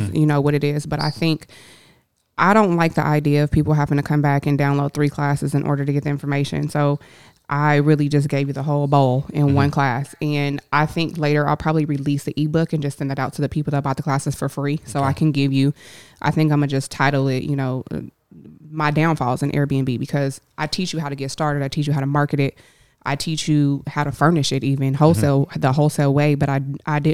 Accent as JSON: {"language": "English", "town": "Denver", "region": "Colorado", "country": "United States", "moved": "yes", "lives_now": "Los Angeles, United States", "said": "I am originally from Denver, Colorado, actually."}